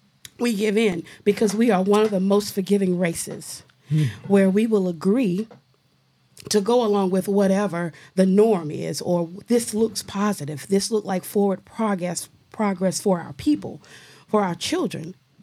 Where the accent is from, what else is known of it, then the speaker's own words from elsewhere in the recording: Lake City, South Carolina, United States; and I'm saying African American heritage. I am from Lake City, and I know that we had our own high school in Lake City